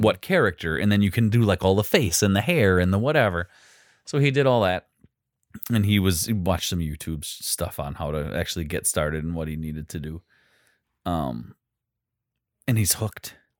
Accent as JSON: {"language": "English", "country": "United States", "said": "we're American"}